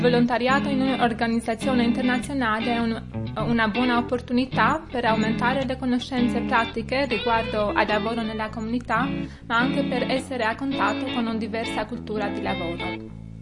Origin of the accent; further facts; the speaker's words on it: Albania; Italian is a second language; moved away as an adult; now in Belluno, Italy; ho 29 anni e vengo dall'Albania